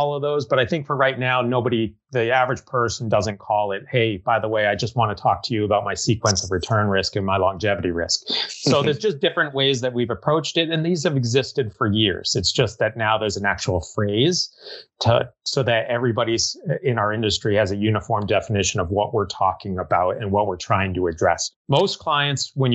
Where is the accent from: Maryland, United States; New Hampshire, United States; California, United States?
New Hampshire, United States; Merrimack; moved away as an adult; also born or lived in Chicago / Massachusetts; I happened to be in Merrimack, New Hampshire, which is my hometown.